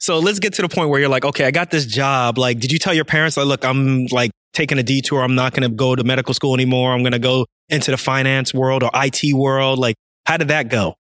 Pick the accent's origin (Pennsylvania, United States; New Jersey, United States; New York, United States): New Jersey, United States; Irvington; grew up in Irvington, so that's not too far.